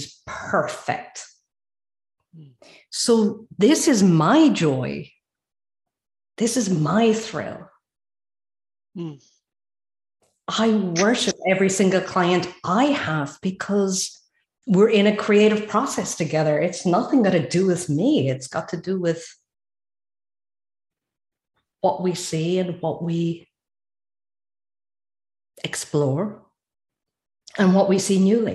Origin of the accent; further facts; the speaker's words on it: Ireland; now in Sweden; I'm Irish and living in Sweden.